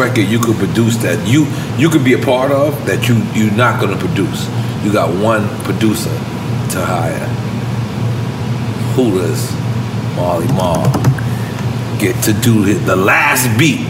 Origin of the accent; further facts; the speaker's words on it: New York City, New York, United States; also born or lived in Corona, Queens; I'm proud that I'm from Queens.